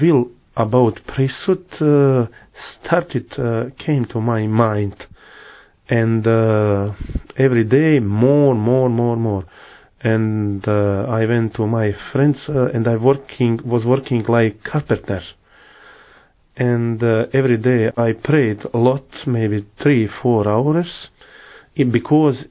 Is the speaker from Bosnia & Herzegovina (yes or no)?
yes; Mostar, Federation of Bosnia and Herzegovina, Bosnia & Herzegovina; English is a second language; now in Medjugorje, Bosnia and Herzegovina; I was born in Mostar. Mostar is a city in Bosnia and Herzegovina